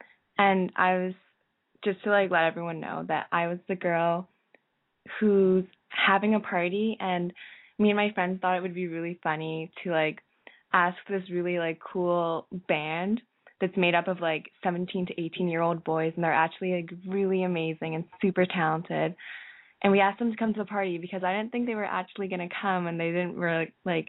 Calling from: Toronto, Ontario, Canada; I'm 17, and I'm calling from Toronto.

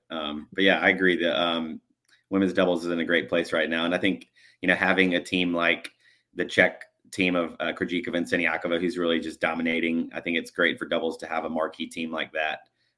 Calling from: Birmingham, Alabama, United States; I am coming from Birmingham, Alabama, in the southeast part of the U.S.

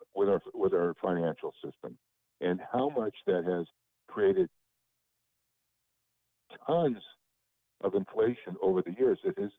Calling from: Lake Havasu City, Arizona, United States; from Lake Havasu City, Arizona.

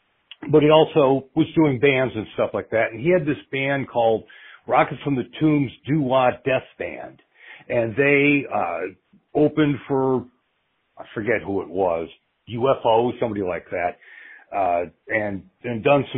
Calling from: Indianapolis, Indiana, United States; also born or lived in Cleveland, Ohio; I'm calling you from Indianapolis, Indiana.

